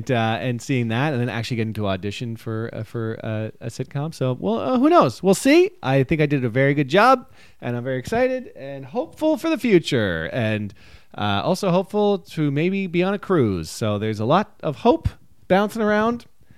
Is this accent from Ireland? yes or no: yes; Ireland; Listen, I'm Irish. This is all every Irish person's birthday.